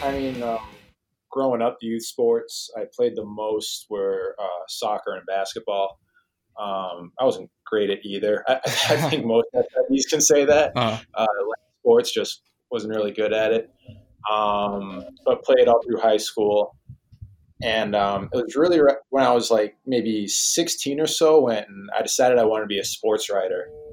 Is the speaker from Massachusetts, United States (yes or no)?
yes; Boston, Massachusetts, United States; moved away; I'm from the Boston oh. area